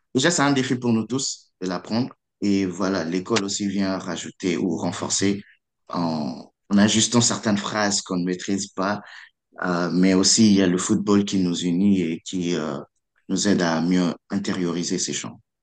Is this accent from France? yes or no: no; Kinshasa, DR Congo; moved away as an adult; also born or lived in Kongo Central; now in Toronto, Canada; j'ai grandi à Kinshasa, je parle le Lingala